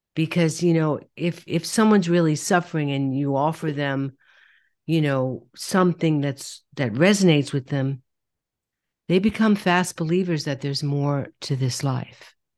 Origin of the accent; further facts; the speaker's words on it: New York, United States; I'm from New York